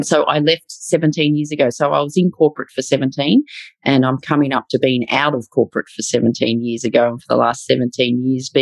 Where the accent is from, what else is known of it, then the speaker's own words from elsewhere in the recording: Melbourne, Victoria, Australia; I've lived and worked in Melbourne all my life